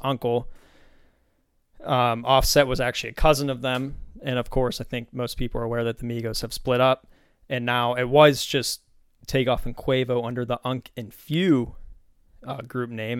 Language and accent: English; Pennsylvania, United States; moved away; I grew up in Pennsylvania